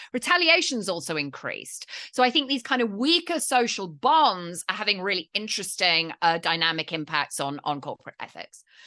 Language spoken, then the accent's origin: English; United Kingdom; I'm British